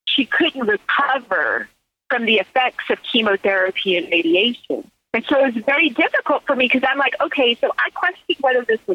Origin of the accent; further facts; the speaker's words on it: Silicon Valley, California, United States; also born or lived in Mississippi; I grew up in Silicon Valley